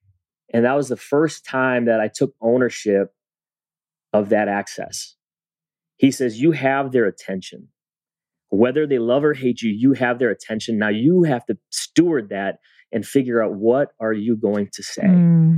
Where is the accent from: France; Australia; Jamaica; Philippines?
Philippines; "Well, I'm Filipino. I got a Spanish name. I went to a white school and I connect with all different types of kids."